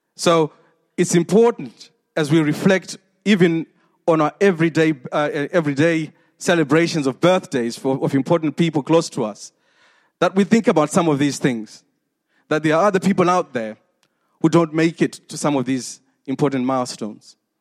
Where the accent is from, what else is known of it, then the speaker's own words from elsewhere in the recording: Zimbabwe; moved away; 46 years ago when I was born in Zimbabwe